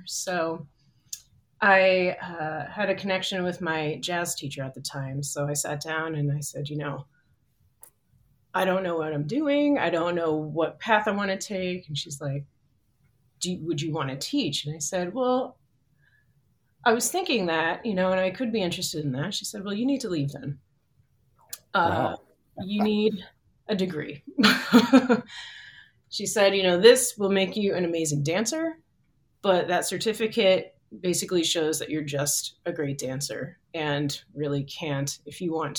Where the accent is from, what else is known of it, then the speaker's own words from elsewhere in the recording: East Coast, United States; also born or lived in New Jersey / North Carolina; I was born in New Jersey and grew up up and down the East Coast, and really started to get into dance while I was in North Carolina